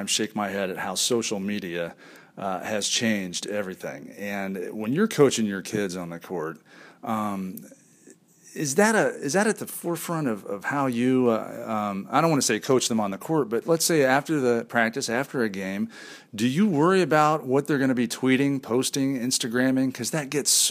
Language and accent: English; Indianapolis, Indiana, United States; I'm a big Pacer fan growing up in Indianapolis